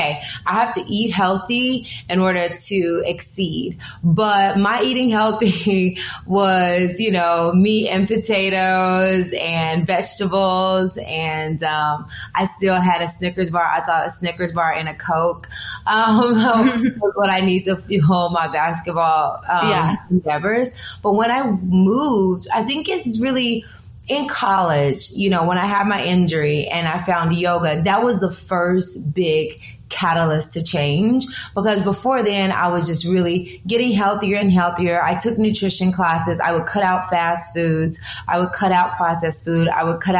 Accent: Humboldt, Tennessee, United States; growing up as a small town girl, growing up in Humble, Tennessee, which is the deep south

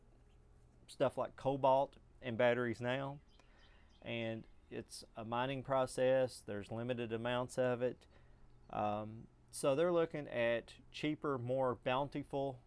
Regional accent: hometown about an hour from Georgetown, Kentucky, United States; Georgetown, Kentucky, which is about an hour, maybe an hour and 10 minutes up the road, depending on traffic. And there are several people that live in my hometown that drive that far every day

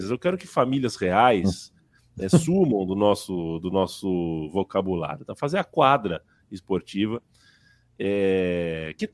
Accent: Rio Grande do Sul, Brazil; Sou do Rio Grande do Sul, nasci muito tempo na fronteira do Jaguarão.

